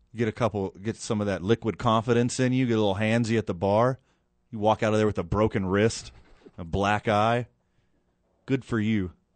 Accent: Houston, Texas, United States; now in Albuquerque, United States; I was born and raised right outside of Houston, Texas

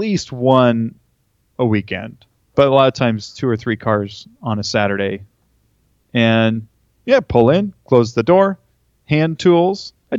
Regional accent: Napa, California, United States; Yeah, I was born in Napa, actually. And we lived in Northern California, or Northern, right, California for most of my life. And then we relocated to Orange County when I was a sophomore in high school.

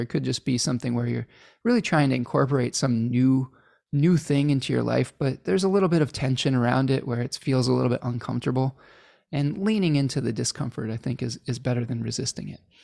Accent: Chicago, Illinois, United States; I was born in Chicago

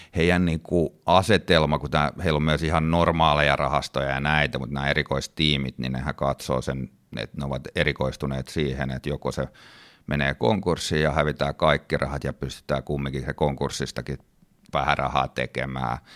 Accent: Finland; moved away; also born or lived in United States

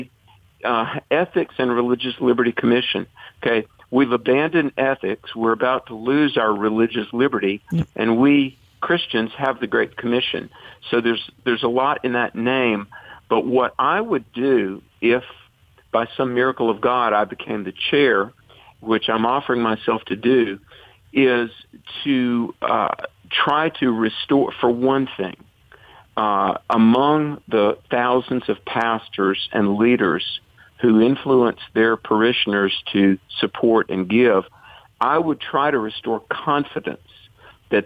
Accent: North Carolina, United States; I was raised Presbyterian in North Carolina

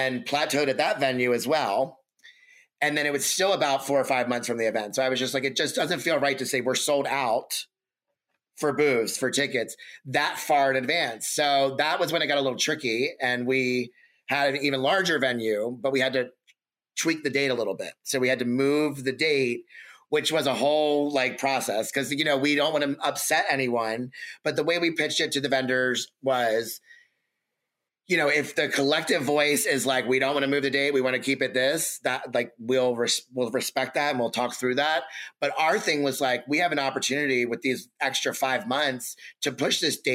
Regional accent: Baltimore, Maryland, United States; Baltimore born, raised from Baltimore

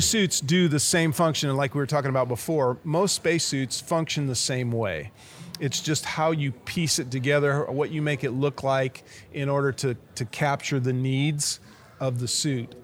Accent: Nebraska, United States; I'm the astronaut from Nebraska

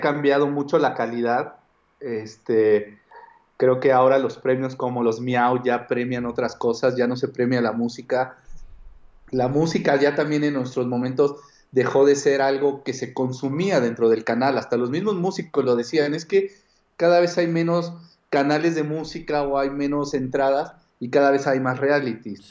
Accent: Mexico; yo era como del mexicano que vivía en México y tenía como esta idiosincrasia

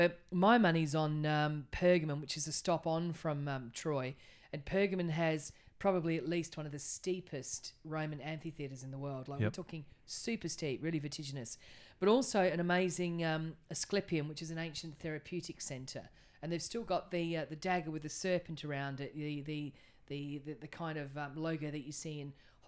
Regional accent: Australia; You know, as soon as the Turks see that we're Australian, they're like, Aussie, Aussie, Aussie, oi, oi, oi.

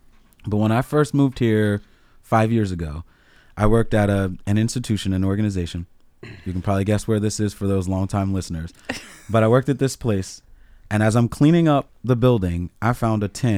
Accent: Baltimore, Maryland, United States; also born or lived in Washington DC; now in Massachusetts, United States; I grew up in DC. I grew up in Baltimore in the 80s, okay, and the 90s. I don't care what y'all throwing at me here in Massachusetts.

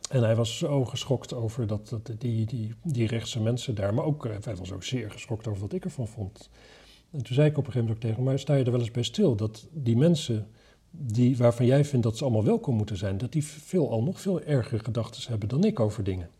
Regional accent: Wapserveen, Drenthe, Netherlands; waar ik vandaan kom, Wapserveen

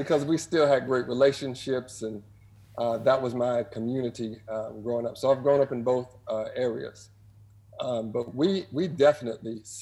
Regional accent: Iowa, United States; moved away as an adult; also born or lived in St. Louis, Missouri; now in Norman, United States; I was born in St. Louis, but I grew up in Iowa from like the fifth grade up through college.

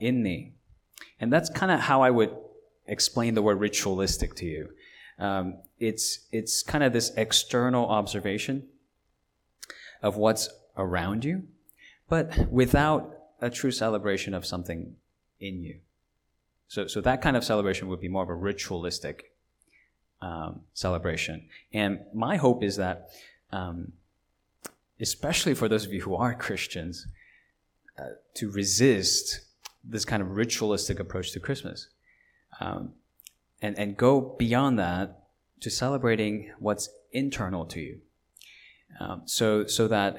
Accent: Los Angeles, California, United States; I was growing up in California as a teenager in Los Angeles when I was not yet a citizen of this country

